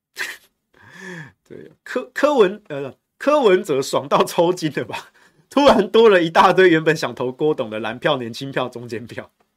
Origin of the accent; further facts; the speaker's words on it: Taichung, Taiwan; 我身为台中人，我以前多年，我没有吃过，也没有见过淡水阿给这个小吃